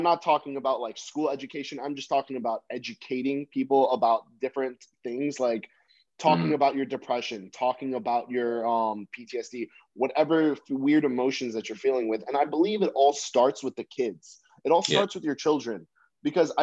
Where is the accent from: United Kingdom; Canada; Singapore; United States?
United States; I'm from the States